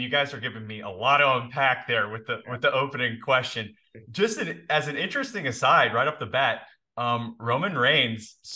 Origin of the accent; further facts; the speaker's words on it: Indiana, United States; also born or lived in Canada; we moved from Canada to Indiana